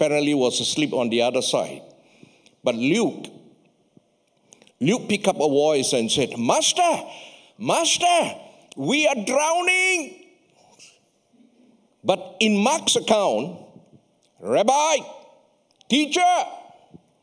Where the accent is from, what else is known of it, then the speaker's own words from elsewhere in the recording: Malaysia; I come from Malaysia